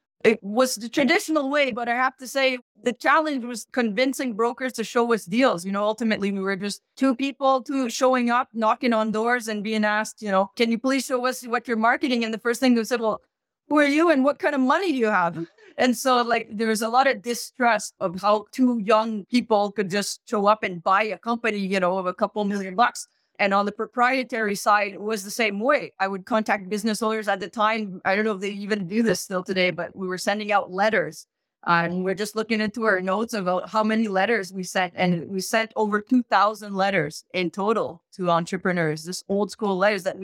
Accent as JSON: {"language": "English", "town": "Montreal", "region": "Quebec", "country": "Canada", "tie": "born or raised there", "also_born_or_lived": "Barcelona / Panama", "said": "I grew up in the West Island of Montreal, so French-Canadian"}